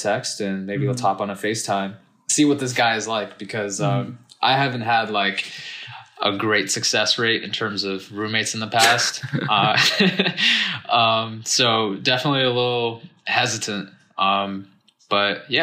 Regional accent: Cupertino, California, United States; moved away as an adult; also born or lived in Los Angeles, United States; now in New York, United States; I grew up in South Bay in Cupertino

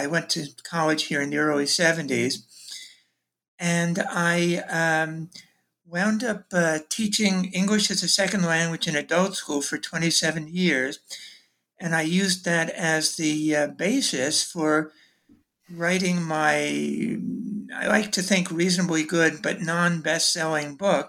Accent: New York City, New York, United States; Sure. Well, I'm from Brooklyn originally.

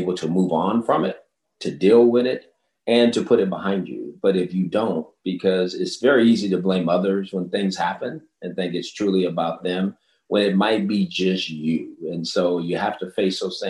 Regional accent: Los Angeles, California, United States; I grew up in South Central Los Angeles

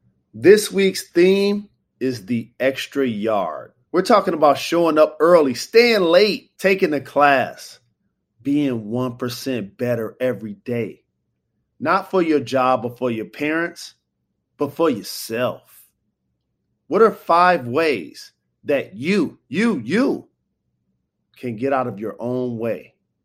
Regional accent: Detroit, Michigan, United States; Coming up, we talk about growing up in an athletic family, putting on for my hometown, Detroit, and the importance of diversifying your skill set.

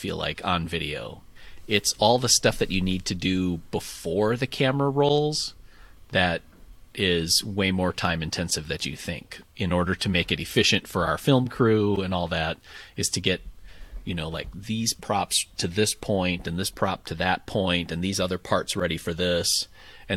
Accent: Appleton, Wisconsin, United States; my hometown in Appleton, Wisconsin

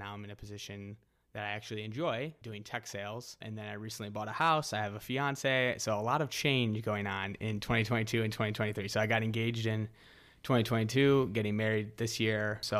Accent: Ohio, United States; But yeah, I grew up in Northeast Ohio, not too far from the city that Tommy grew up in.

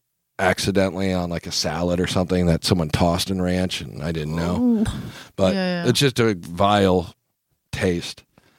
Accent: Kansas, United States; Growing up in Kansas... I've seen people put ranch dressing on literally everything.

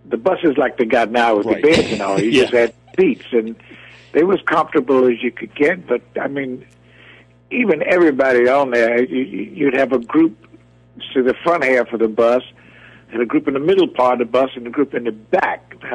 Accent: Norfolk, Virginia, United States; also born or lived in Jacksonville, Florida; I'm from Norfolk, Virginia, which is not the music capital of the world

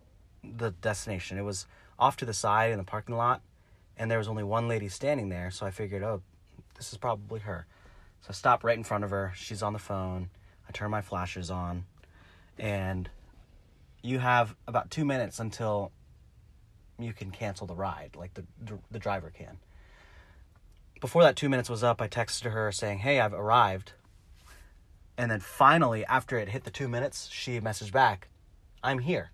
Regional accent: Salisbury, Maryland, United States; I'm from Salisbury

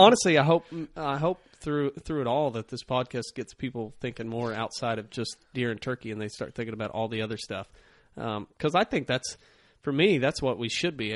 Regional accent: Ozark Mountains, the Ozarks, United States; growing up here in the Ozark Mountains

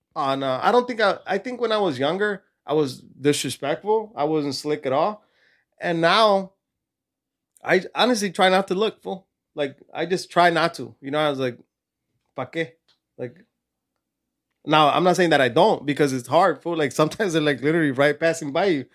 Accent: California, United States; also born or lived in Mexico; I was born and raised in California

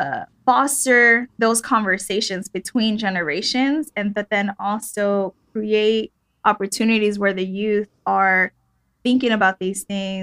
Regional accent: Compton, California, United States; I'm from Compton, born and raised

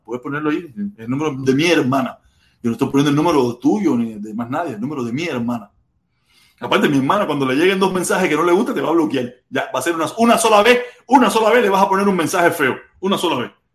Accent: Cuba; yo que soy cubano

